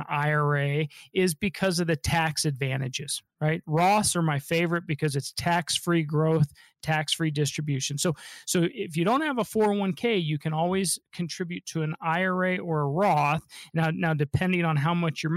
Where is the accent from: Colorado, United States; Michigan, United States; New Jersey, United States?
Colorado, United States; Denver; I'm a local guy, born and raised in Denver.